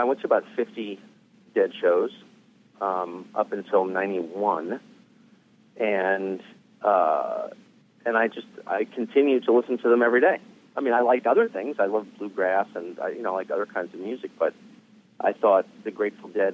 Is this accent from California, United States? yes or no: yes; California, United States; I grew up in California